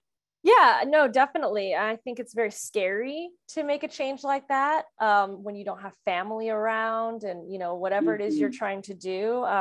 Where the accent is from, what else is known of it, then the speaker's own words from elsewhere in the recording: Kansas City, Missouri, United States; also born or lived in France / California / Las Vegas; had already moved internationally when I was 2 years old from France to the United States. And then I grew up in Kansas City and moved to California and then moved to Las Vegas.